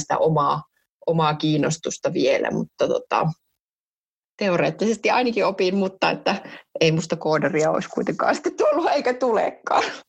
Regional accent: Jyväskylä, Central Finland, Finland; mä oon Jyväskylästä kotoisin

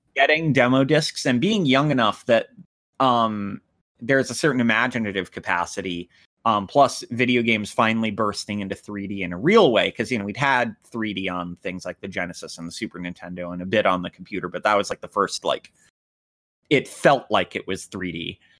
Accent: United States; I'm the American

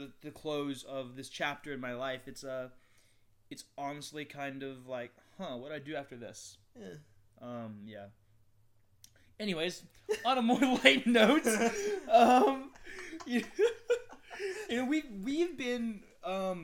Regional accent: Asheville, North Carolina, United States; also born or lived in China; I live here in Asheville, North Carolina.

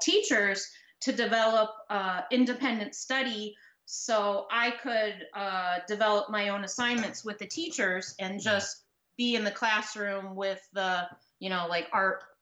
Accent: United States; also born or lived in Indiana / Kentucky; now in Chicago, United States; I grew up in Indiana, in Kentucky, so I was pretty far away from the ocean

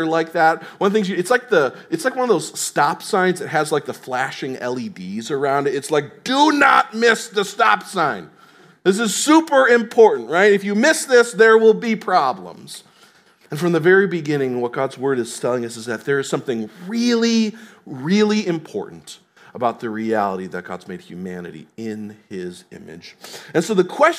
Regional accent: Tennessee, United States; moved away; I'm from Tennessee

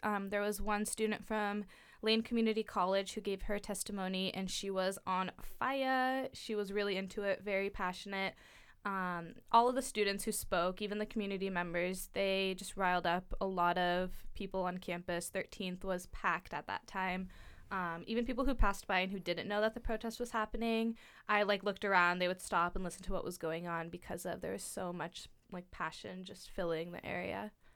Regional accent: Eugene, Oregon, United States; I went to South Eugene, just ten minutes from here

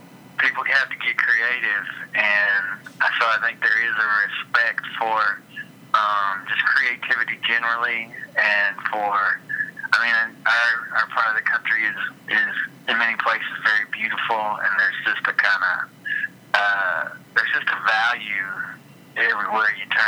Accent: Tennessee, United States; now in Kentucky, United States; I'm originally from Tennessee

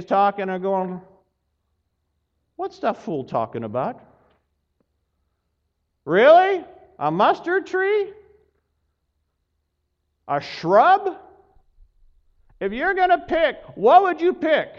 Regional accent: Pacific Northwest, United States; moved away; there were about five of us that were from the Pacific Northwest

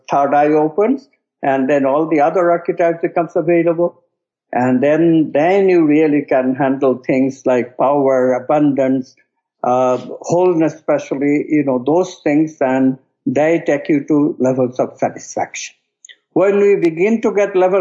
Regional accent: West Bengal, India; the state that I was born in India, called Bengal

